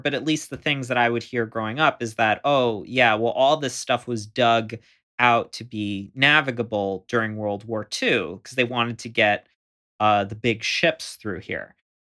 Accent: Florida, United States; So I grew up not like on the Gulf Coast, but what's called the intercoastal, where there's like there's thin barrier islands out in the Gulf, or right between Florida and the Gulf.

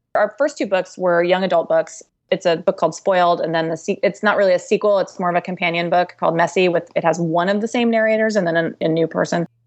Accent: United States; we know what it's like to be an American lady.

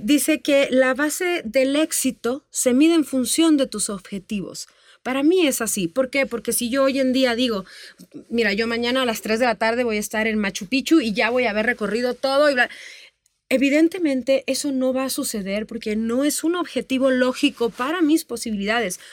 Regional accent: Tamaulipas, Mexico; moved away as an adult; yo empecé desde muy niñita, muy chiquita, este, en el norte del país. Yo soy de Tamaulipas. Yo allá cantaba y actuaba

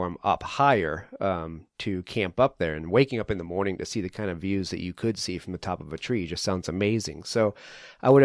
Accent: New England, United States; now in Colorado, United States; where I grew up in New England

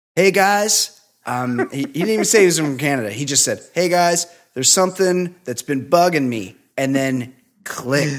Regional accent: West Coast, United States; I'm from the West Coast

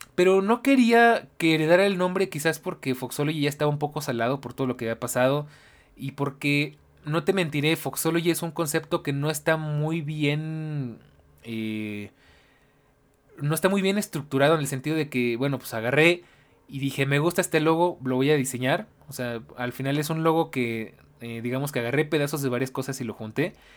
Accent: Mexico; yo soy de México.

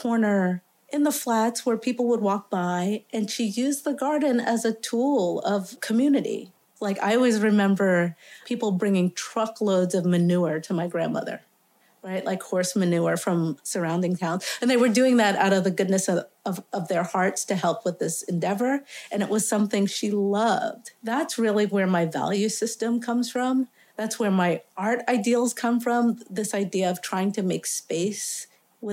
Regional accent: New York City, New York, United States; I grew up in Staten Island, Tottenville, Staten Island, southernmost tip of Staten Island and actually New York.

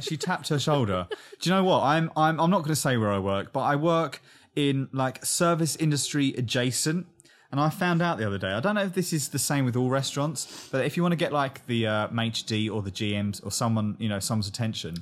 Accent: England, United Kingdom; I'm English

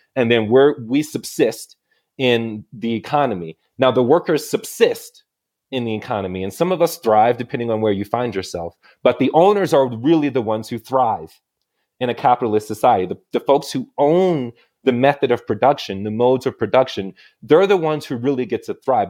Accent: Illinois, United States; moved away as an adult; now in Santa Fe, United States; I'm originally from Illinois

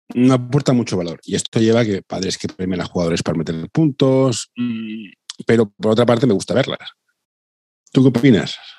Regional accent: Barcelona, Catalonia, Spain; Yo, soy de Barcelona

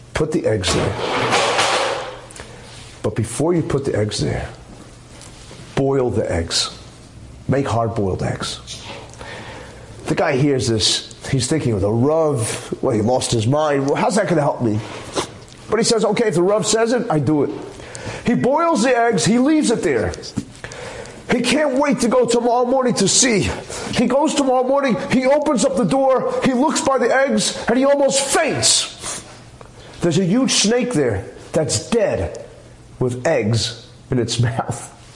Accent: New York City, New York, United States; when I was growing up in Flatbush on Avenue J, we actually had an egg store

